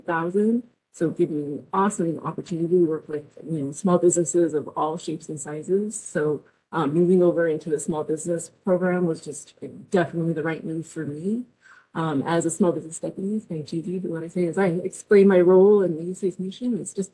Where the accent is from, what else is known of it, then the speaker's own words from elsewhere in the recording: New Mexico, United States; I was born and raised in New Mexico, graduated from NMSU